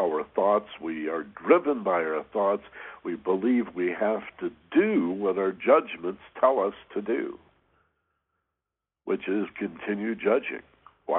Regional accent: Michigan, United States; We had these wonderful ravines where I grew up in Michigan

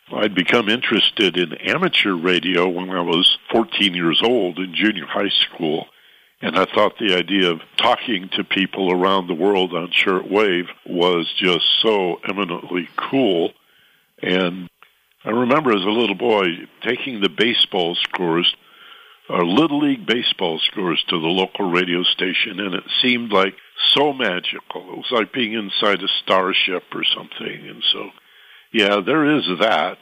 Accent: southwestern Michigan, United States; moved away as an adult; also born or lived in Lansing, Michigan / Detroit, Michigan; now in Los Angeles, United States; I'm from a small town in southwestern Michigan, about 6,000 people surrounded by fruit orchards and farms

